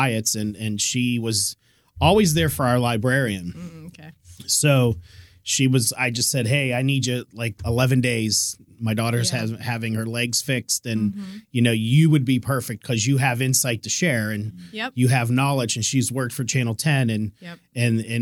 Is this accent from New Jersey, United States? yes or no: no; Pittsburgh, Pennsylvania, United States; accent: Pittsburgh; moved away; my Pittsburgh accent